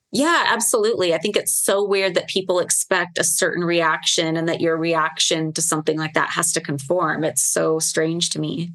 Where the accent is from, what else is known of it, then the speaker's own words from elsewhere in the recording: Las Vegas, Nevada, United States; Vegas is my hometown